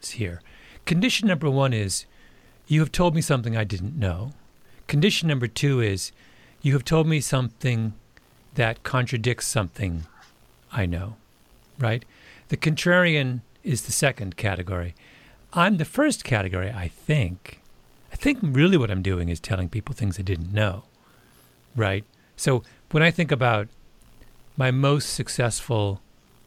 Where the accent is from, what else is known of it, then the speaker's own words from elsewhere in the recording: Canada; I'm a Canadian